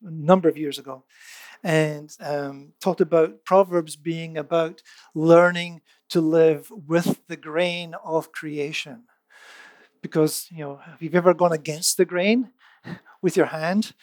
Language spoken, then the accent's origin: English; United Kingdom; I'm British